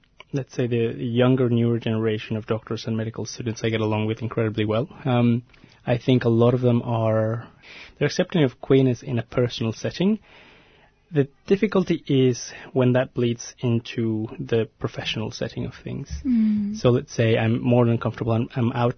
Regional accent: Mexico; moved away as an adult; now in Melbourne, Australia; I was born and raised in Mexico and moved to Australia about 10 years ago now

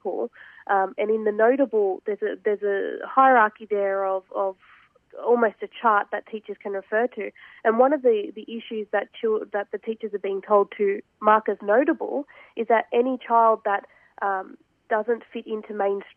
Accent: Australia; myself as an Australian Muslim woman

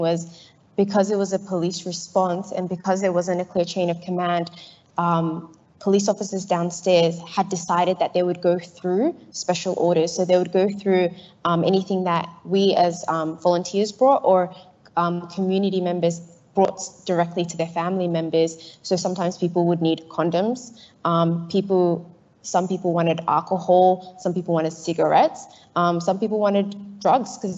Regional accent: Melbourne, Victoria, Australia; I'm from Carlton, not from North Melbourne in Flemington

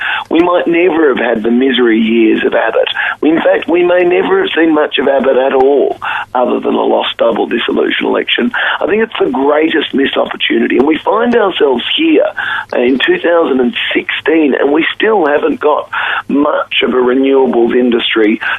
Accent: Queensland, Australia; My parents were old Whitlamites and we hail from Queensland originally.

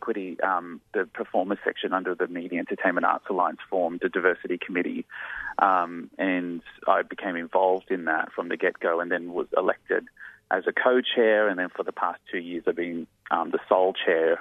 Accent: Blacktown, New South Wales, Australia; being raised out in Blacktown in Western Sydney

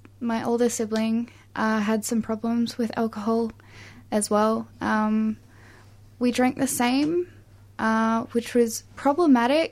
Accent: regional Victoria, Australia; my hometown in regional Victoria

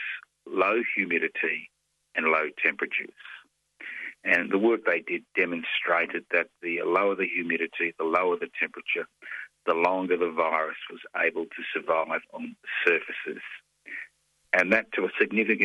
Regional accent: Brisbane, Queensland, Australia; moved away as an adult; I was born in Brisbane. I know what it was like to grow up in Queensland in the 50s and 60s and the early 70s before I was forced to leave

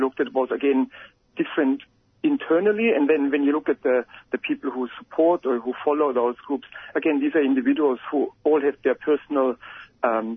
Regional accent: Germany; moved away as an adult; now in Australia; I'm from Germany, so when I arrived in Australia 8 or 9 years ago

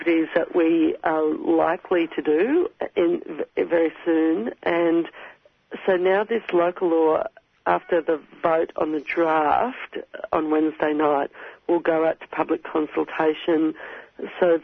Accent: Queensland, Australia; moved away; I come from Queensland originally

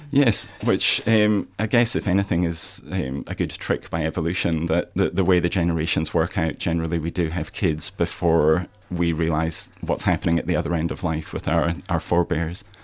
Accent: Scotland, United Kingdom; moved away as an adult; now in Australia; I'm from Scotland

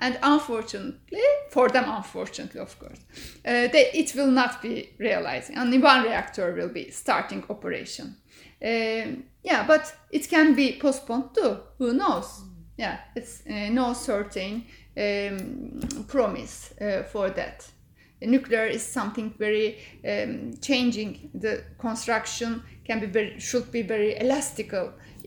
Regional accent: Istanbul, Turkey; I am from Istanbul.

